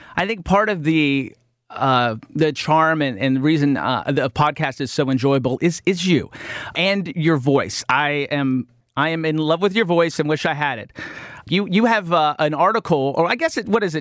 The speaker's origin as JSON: {"language": "English", "region": "West Virginia", "country": "United States", "tie": "born or raised there", "moved": "yes", "said": "growing up in West Virginia"}